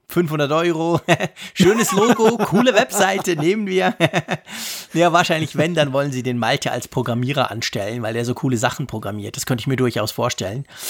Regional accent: Zurich, Switzerland; bei uns in Zürich

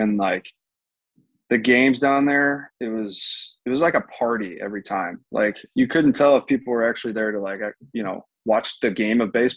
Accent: St. Louis area, Missouri, United States; the team in my hometown

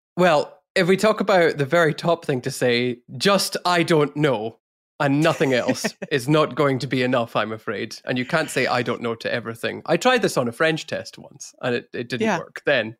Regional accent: Scotland, United Kingdom; I'm Scottish

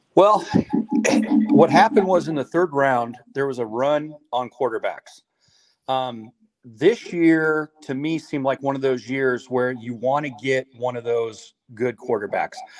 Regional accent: Denver, Colorado, United States; Born and born and raised in Denver my whole life

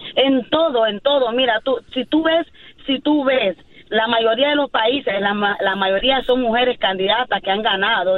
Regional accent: Nicaragua; yo soy de Nicaragua

